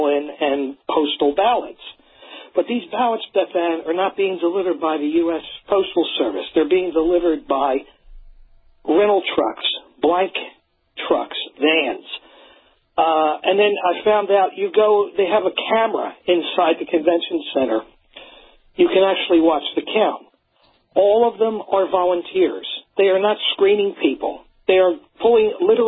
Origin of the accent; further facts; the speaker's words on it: Philadelphia, Pennsylvania, United States; now in Delaware, United States; I'm in Delaware, but I grew up in Philadelphia